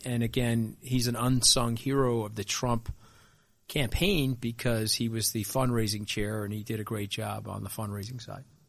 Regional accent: Long Island, New York, United States; we grew up very similarly on Long Island.

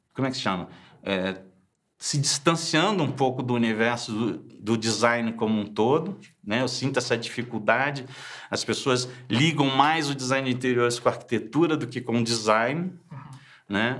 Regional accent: Rio de Janeiro, Brazil; moved away as an adult; also born or lived in France

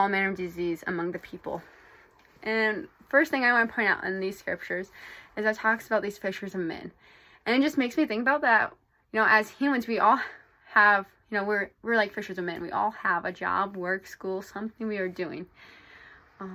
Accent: Iowa, United States; moved away as an adult; now in Provo, United States; I'm from Iowa, but right now I'm currently in Provo, Utah

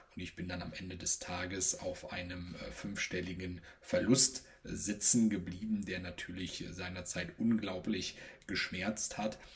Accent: Rhineland, Germany; gebürtiger Rheinländer

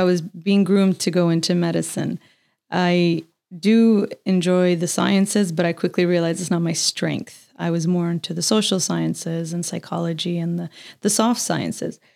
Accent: Canada; as a Canadian

